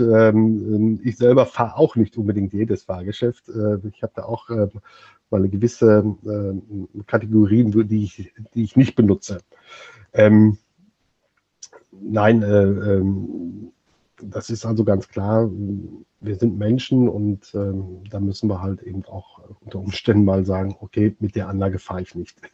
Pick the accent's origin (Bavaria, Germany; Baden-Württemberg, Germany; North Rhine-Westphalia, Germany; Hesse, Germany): North Rhine-Westphalia, Germany; near Dortmund; Ich bin äh, aus der Nähe von Dortmund geboren